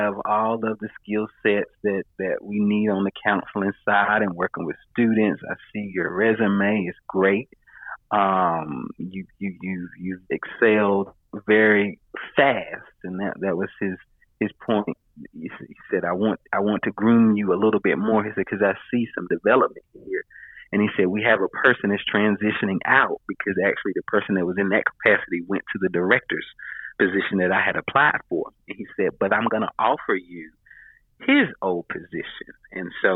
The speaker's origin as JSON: {"language": "English", "region": "North Carolina", "country": "United States", "tie": "born or raised there", "moved": "as an adult", "lives_now": "Atlanta, United States", "said": "where I was originally from, 2 hours or so from my hometown in, town in North Carolina"}